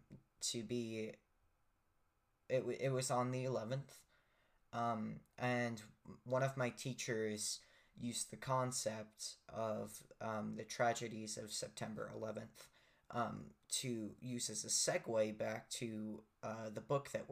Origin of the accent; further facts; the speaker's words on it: United States; as an American